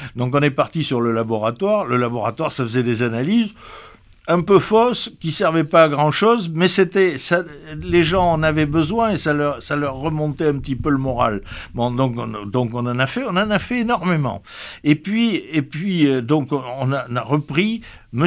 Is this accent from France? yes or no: yes; Pomerol, Nouvelle-Aquitaine, France; also born or lived in Libourne; je suis né à Pomerol, on peut dire, et j'ai grandi à Pomerol, et j'ai toujours, j'ai passé toute ma jeunesse à Pomerol